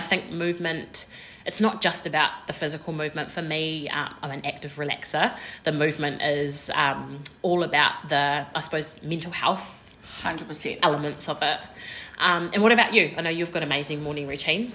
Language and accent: English; New Zealand; We're two Kiwi girls